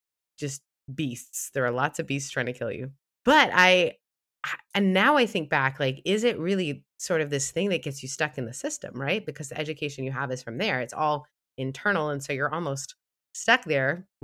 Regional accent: Mississippi, United States; We didn't do that where I grew up in Mississippi.

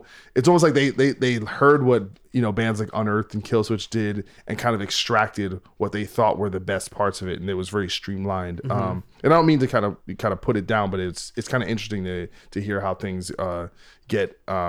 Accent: East Coast, United States; so I'm from the East Coast

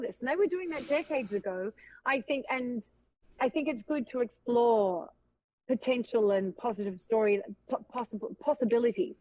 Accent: Australia; accent: Australian; moved away; also born or lived in Los Angeles / Vancouver; allowing me twice to be Australian

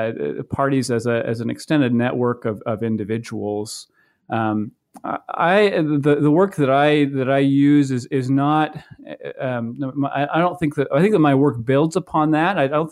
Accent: Maine, United States; I grew up in Maine, and prior to going to graduate school, I worked on several campaigns in 2004 and 2006

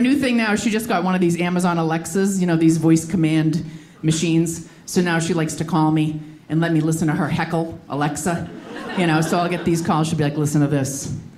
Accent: Boston, Massachusetts, United States; moved away as an adult; now in New York, United States; I'm originally from Boston, but I've been living in New York for ten years

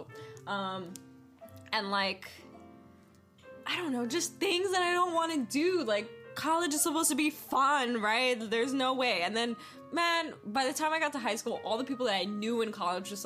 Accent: East Coast, United States; moved away; also born or lived in New York / Pennsylvania; I'm originally from the East Coast, so I've lived in New York, I lived in Pennsylvania

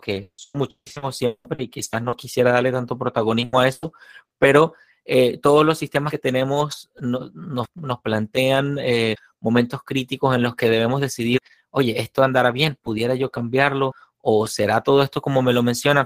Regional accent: Venezuela; moved away; la conozco de mi tierra natal

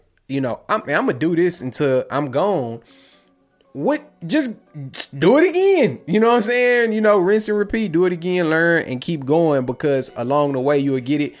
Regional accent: Houston, Texas, United States; I'm from Houston

